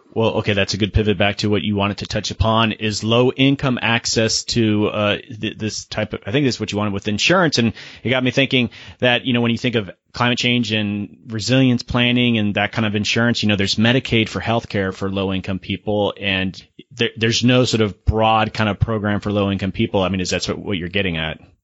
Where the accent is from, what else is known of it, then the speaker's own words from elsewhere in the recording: Florida, United States; I'm, I'm from Florida